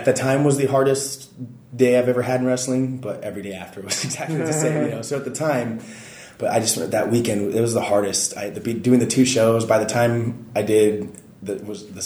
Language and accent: English; Nevada, United States; moved away as an adult; now in Japan; I'm an American kid from the middle of nowhere, Nevada